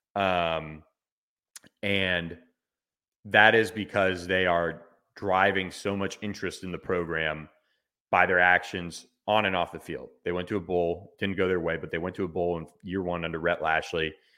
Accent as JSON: {"language": "English", "region": "Florida", "country": "United States", "said": "that's in my home state"}